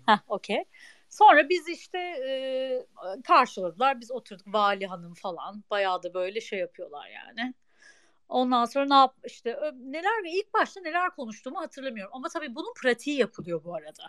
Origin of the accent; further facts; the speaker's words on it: Ankara, Turkey; bin yıllık Ankaralı olarak